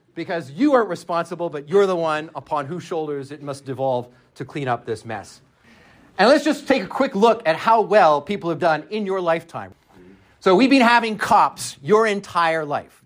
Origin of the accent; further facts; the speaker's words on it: Canada; I'm Canadian